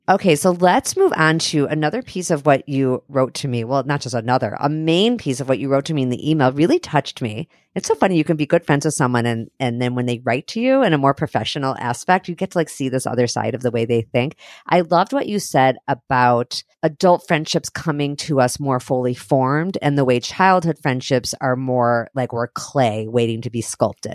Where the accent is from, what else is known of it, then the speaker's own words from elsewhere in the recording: Highland Park, Illinois, United States; I grew up in Highland Park in Chicago.